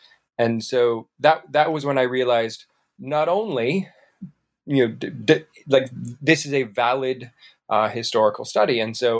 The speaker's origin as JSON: {"language": "English", "town": "Panama City", "region": "Florida", "country": "United States", "tie": "born or raised there", "moved": "as an adult", "lives_now": "Atlanta, United States", "said": "Well, I grew up there in Panama City, Florida, born and raised for the first, really the first 21 years of my life. I moved to Atlanta in 2001."}